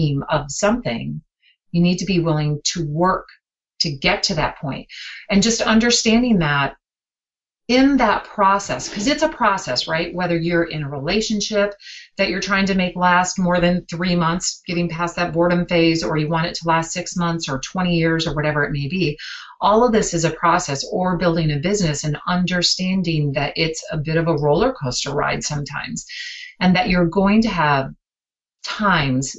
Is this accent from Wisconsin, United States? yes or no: yes; Green Bay, Wisconsin, United States; I grew up in Green Bay.